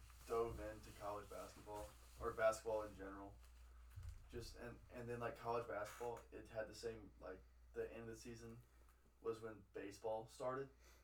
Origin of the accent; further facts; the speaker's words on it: Alexandria, Louisiana, United States; Dude, Alexandria, Louisiana.